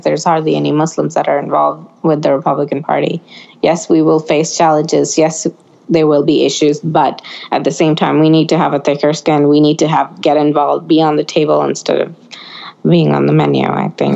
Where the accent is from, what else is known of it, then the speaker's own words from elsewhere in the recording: Oregon, United States; we grew up in Oregon and everybody around us was Democrat.